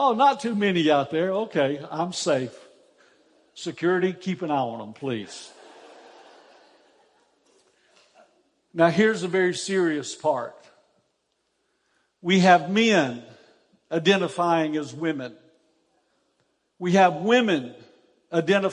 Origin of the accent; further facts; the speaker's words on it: Easley, South Carolina, United States; I grew up in Easley, South Carolina